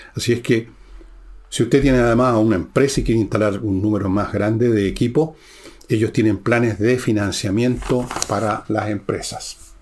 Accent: Chile

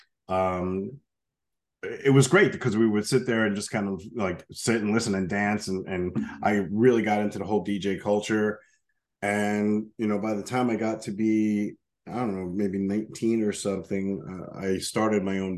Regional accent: Yonkers, New York, United States; Born and raised in Yonkers, New York, just outside

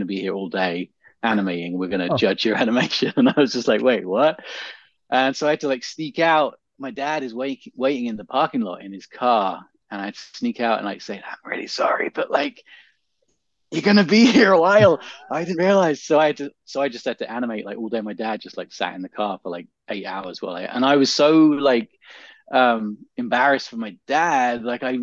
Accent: England, United Kingdom; moved away; I grew up in England

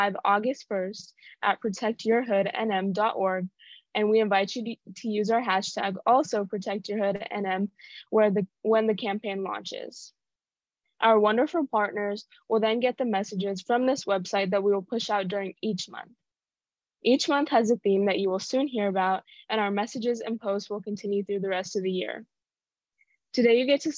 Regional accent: Albuquerque, New Mexico, United States; I come from Albuquerque

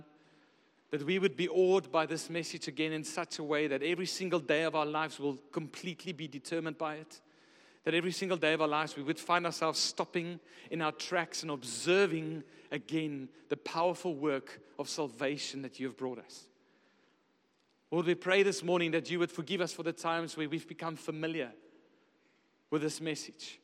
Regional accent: Pretoria, Gauteng, South Africa; moved away as an adult; also born or lived in Stellenbosch, Western Cape; I come from Pretoria. There's not a lot of mountains there. There's a bit of hills

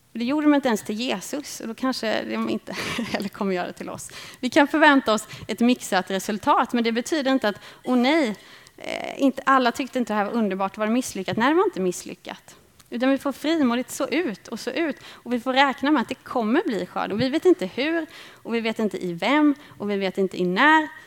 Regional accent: Småland, Sweden; Jag växte upp i Småland

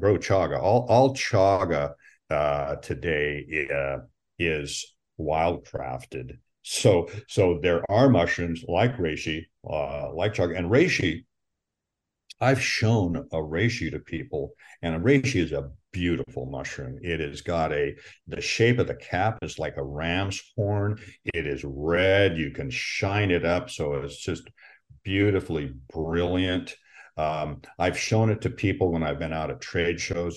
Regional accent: Pacific Northwest, Washington, United States; I was born in the Pacific Northwest, and what we're really uh, known for out here is it, Washington

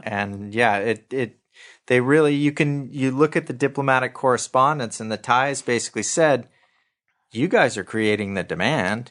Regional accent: Santa Monica, California, United States; I grew up in Santa Monica

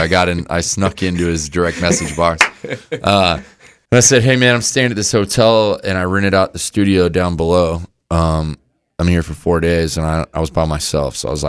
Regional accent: Florida, United States; I lived on the beach. I grew up in Florida.

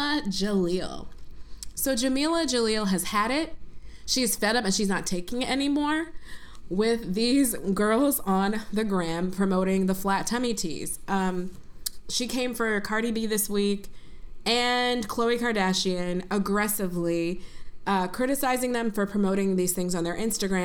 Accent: Buffalo, New York, United States; moved away as an adult; also born or lived in Princeton, New Jersey; growing up in Buffalo, New York

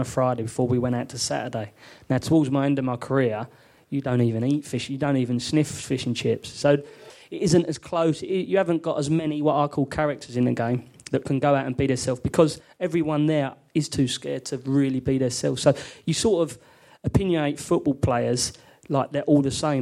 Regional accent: London, United Kingdom; I was brought up in London

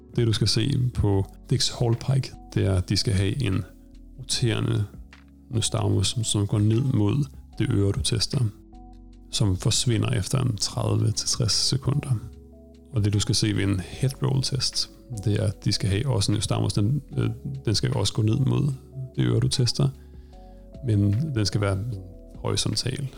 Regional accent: Denmark; moved away as an adult; now in Stockholm, Sweden

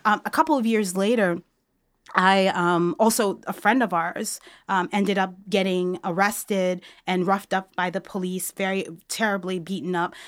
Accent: New York City, New York, United States; moved away as an adult; also born or lived in Montreal; now in Chicago, United States; I was born and raised in New York City

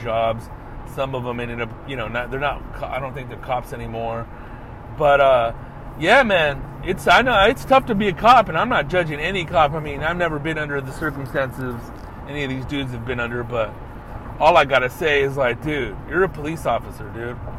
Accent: Riverside, California, United States; I'm from Riverside

